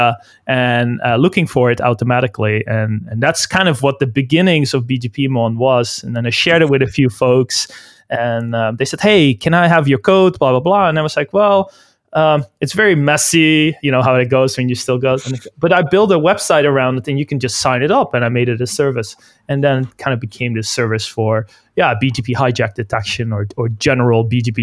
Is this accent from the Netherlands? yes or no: yes; Netherlands; moved away as an adult; now in Vancouver, Canada; we're all Dutch. I'm originally from the Netherlands. And I moved to Canada, Vancouver, around, I think it was in 2007